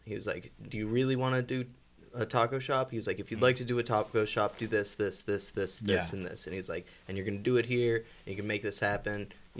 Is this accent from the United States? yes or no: yes; Butler, Pennsylvania, United States; moved away as an adult; now in Pittsburgh, United States; I grew up in Butler.